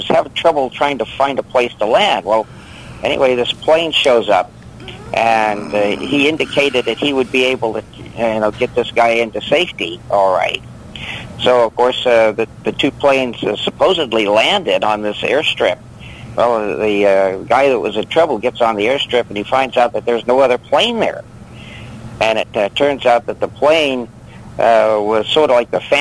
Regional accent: Wyoming, United States; moved away as an adult; now in California, United States; I'm from Wyoming originally

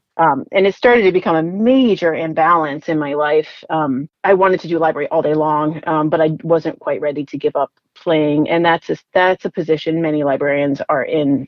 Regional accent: Rhode Island, United States; I grew up in Rhode Island, um, so the smallest state in the union

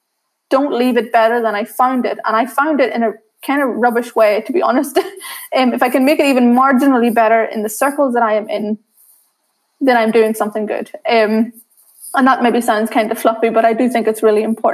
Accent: Northern Ireland, United Kingdom; accent: very thick accent; also born or lived in Sri Lanka; growing up in Northern Ireland and dealing with racism

